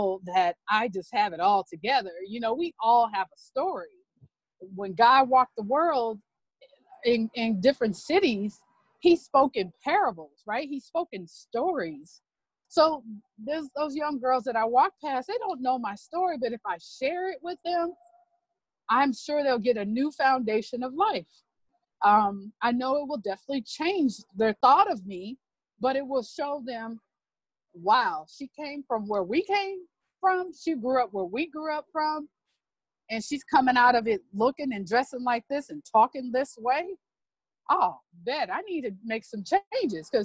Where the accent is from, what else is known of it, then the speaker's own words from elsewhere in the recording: Los Angeles / Bakersfield, California, United States; moved away; my hometown of Los Angeles / Bakersfield, California.